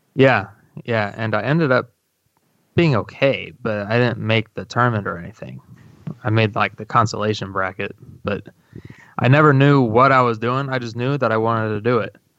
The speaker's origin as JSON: {"language": "English", "town": "Centralia", "region": "Illinois", "country": "United States", "tie": "born or raised there", "said": "my hometown, Centralia"}